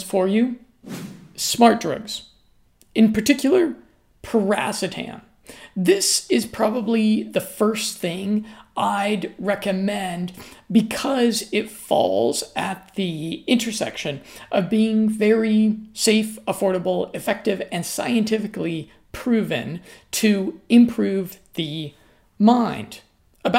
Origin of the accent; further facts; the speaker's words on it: United States; I'm an American